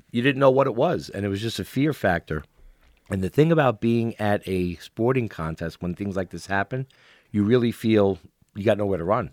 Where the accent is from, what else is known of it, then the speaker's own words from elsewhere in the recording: New York City, New York, United States; growing up in Brooklyn